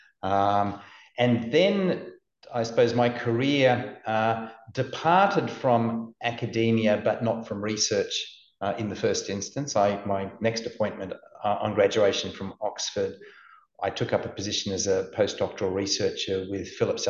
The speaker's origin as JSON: {"language": "English", "country": "Australia", "also_born_or_lived": "United Kingdom", "said": "I'm an Australian"}